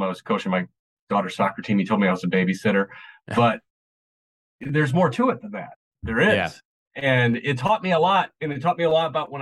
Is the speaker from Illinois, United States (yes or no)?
yes; Chicago, Illinois, United States; now in Nashville, United States; I'm from Chicago